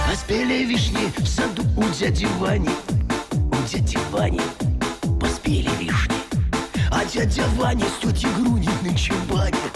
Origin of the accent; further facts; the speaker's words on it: Kemerovo Oblast, Russia; Слушай, ну я из Орлов Кемеровской области там вообще не о чем